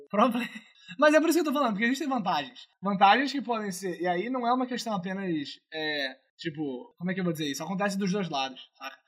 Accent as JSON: {"language": "Portuguese", "region": "Rio de Janeiro", "country": "Brazil", "accent": "carioca", "said": "o charme carioca, ele é é inerente à minha pessoa"}